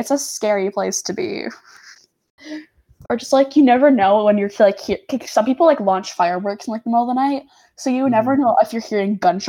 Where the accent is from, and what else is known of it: Canada